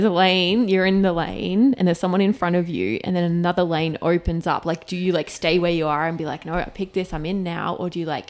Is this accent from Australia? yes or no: yes; Northern Territory, Australia; I grew up in the Northern Territory and we have like a proper wet season up there